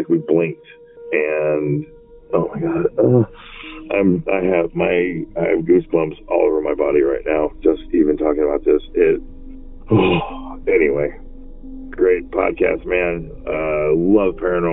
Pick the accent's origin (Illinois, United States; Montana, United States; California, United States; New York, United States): California, United States; Lafayette; I am from the Bay Area, actually Lafayette, California